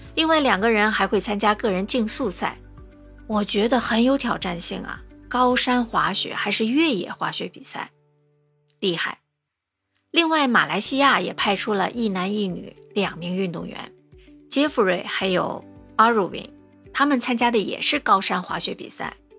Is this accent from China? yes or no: yes; China; now in Singapore; 身为中国人